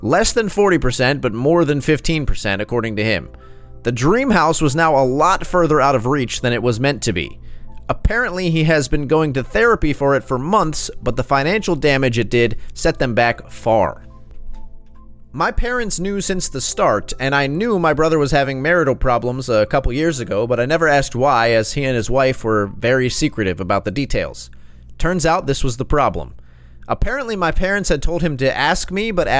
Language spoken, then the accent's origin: English; United States; I'm an American